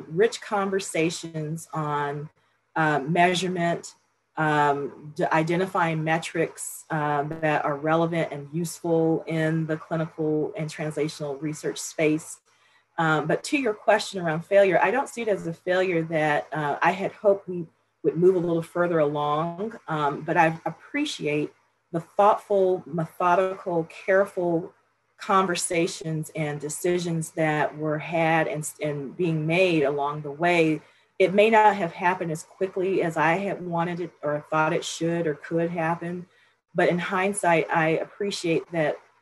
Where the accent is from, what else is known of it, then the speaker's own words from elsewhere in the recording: Los Angeles, California, United States; moved away as an adult; also born or lived in Berkeley / Atlanta / Bethesda; I grew up in South Central Los Angeles.